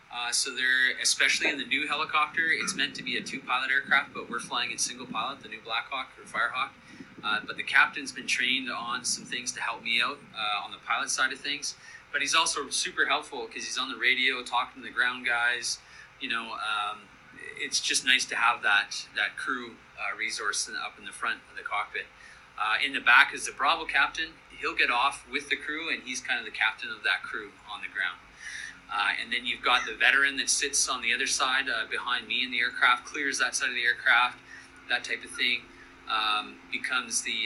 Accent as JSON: {"language": "English", "country": "Canada", "also_born_or_lived": "Southern California", "said": "we're all from Canada, and I still live in Canada"}